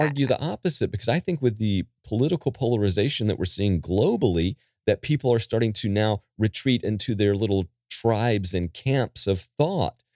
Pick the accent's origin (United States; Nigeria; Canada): United States; Calabash, North Carolina; my hometown of Calabash. North Carolina